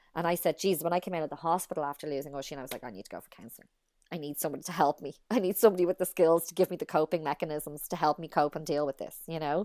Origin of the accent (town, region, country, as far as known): Ireland; moved away as an adult; also born or lived in United States